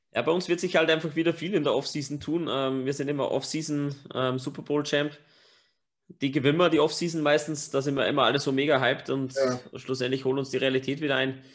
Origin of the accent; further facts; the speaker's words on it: Upper Austria, Austria; accent: Upper Austrian dialect; unser normaler Dialekt in Oberösterreich ist halt wirklich hart